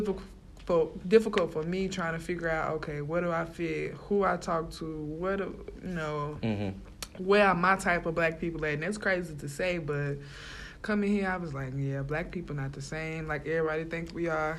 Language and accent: English; Alabama, United States; from Bama, so I'm from a little bit of the country